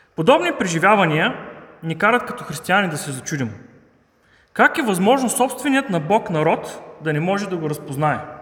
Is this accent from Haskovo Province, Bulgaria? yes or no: yes; Haskovo, Haskovo Province, Bulgaria; now in Sofia, Bulgaria; аз лично съм хасковлия